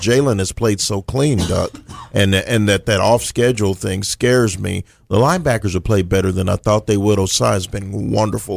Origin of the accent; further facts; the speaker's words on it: Texas, United States; I'm from the Lone Star State